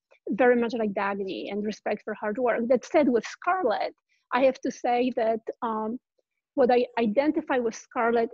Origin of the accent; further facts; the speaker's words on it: Poland; moved away as an adult; now in California, United States; I grew up in Poland and didn't know about Ayn Rand. And when I moved here to California